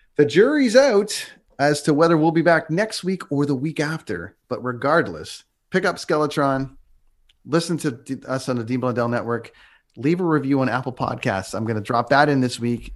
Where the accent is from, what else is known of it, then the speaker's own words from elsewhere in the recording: Toronto, Ontario, Canada; moved away; my hometown